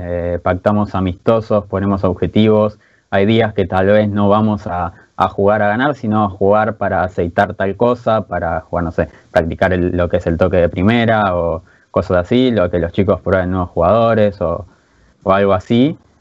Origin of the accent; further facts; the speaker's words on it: Buenos Aires, Argentina; Yo soy de, Floresta